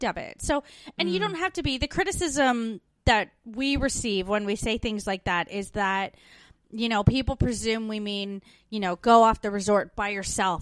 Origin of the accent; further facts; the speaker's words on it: Canada; moved away as an adult; now in Australia; growing up in Canada